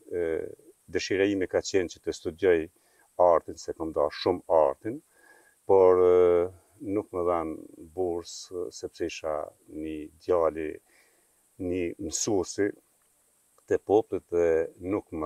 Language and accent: Albanian; Prapashticë, Kosovo; në fshatin tim prapashtic, vendindin pikrish në vendit ku kom lind